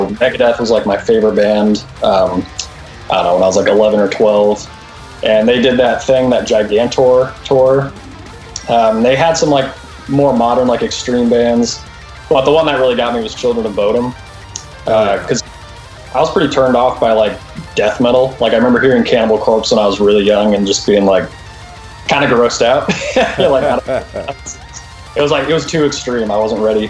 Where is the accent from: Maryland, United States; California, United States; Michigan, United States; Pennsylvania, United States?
California, United States; Thousand Oaks; born or raised there; moved away as an adult; also born or lived in Alabama; now in Arizona, United States